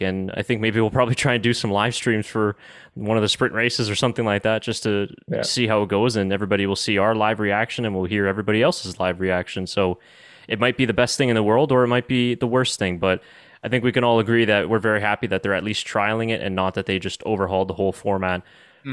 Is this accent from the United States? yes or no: no; Canada; us as as Canadian F1 fans